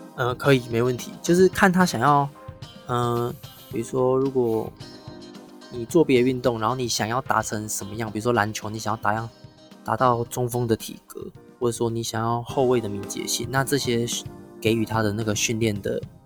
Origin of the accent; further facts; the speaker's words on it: Taiwan; 我们台湾人心中都会觉得日本剑道才是比较正宗